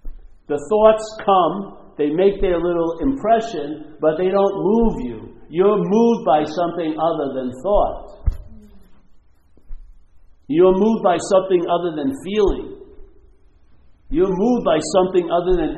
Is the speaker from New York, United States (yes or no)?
yes; Long Island, New York, United States; I grew up in Long Island